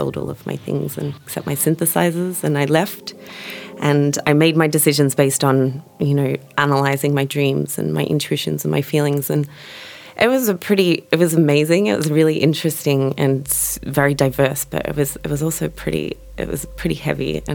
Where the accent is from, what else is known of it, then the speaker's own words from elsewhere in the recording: Melbourne, Victoria, Australia; moved away as an adult; also born or lived in San Francisco; now in Berlin, Germany; I'm from Melbourne, Australia